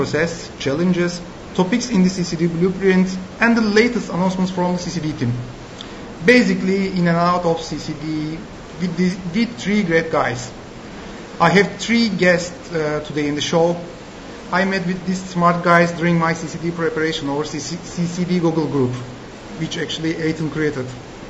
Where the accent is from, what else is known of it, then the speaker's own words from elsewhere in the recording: Turkey; moved away; I'm from Turkey, and I have been working outside of Turkey for a long time.